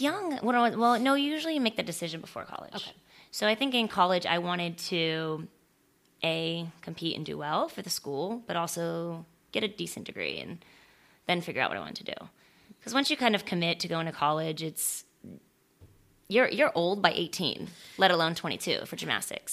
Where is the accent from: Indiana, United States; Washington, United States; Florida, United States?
Florida, United States; also born or lived in San Francisco, California; I was born in San Francisco, and we moved when I was two, and I, so I don't remember any of it. And we moved to Florida